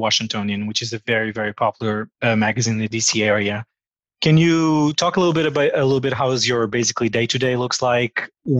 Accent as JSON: {"language": "English", "country": "Portugal", "lives_now": "United States", "said": "since I'm from Portugal, I'm almost like a Portuguese ambassador in the United States."}